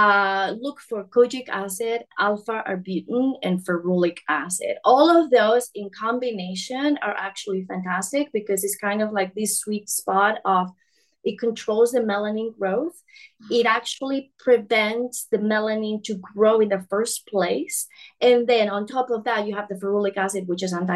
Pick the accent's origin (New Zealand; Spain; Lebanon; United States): Spain; moved away; I'm from Spain originally